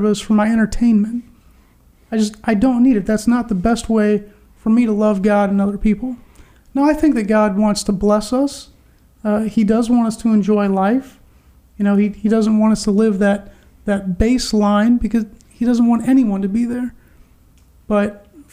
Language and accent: English; United States; as an American